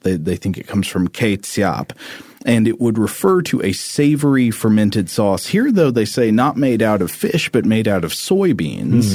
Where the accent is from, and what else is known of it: Chattanooga, Tennessee, United States; born or raised there